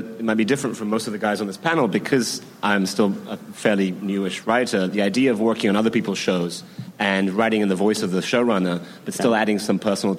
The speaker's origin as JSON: {"language": "English", "region": "England", "country": "United Kingdom", "tie": "born or raised there", "moved": "yes", "said": "my experience growing up in England in, you know, in the 80s and 90s"}